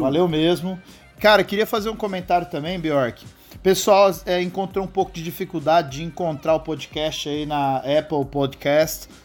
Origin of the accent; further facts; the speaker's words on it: São José do Rio Preto, São Paulo, Brazil; eu sou de São José do Rio Preto, né? Uma cidade aqui no interior de São Paulo